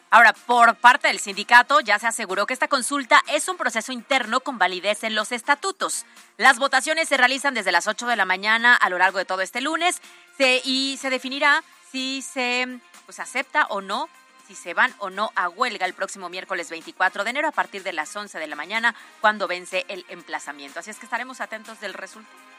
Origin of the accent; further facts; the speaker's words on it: Puebla, Mexico; nosotros como poblanos